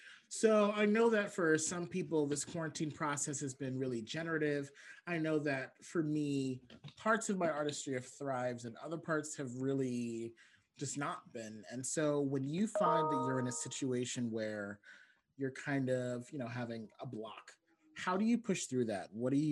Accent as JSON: {"language": "English", "country": "Barbados", "said": "I'm from Barbados, so yeah, that's my cousin."}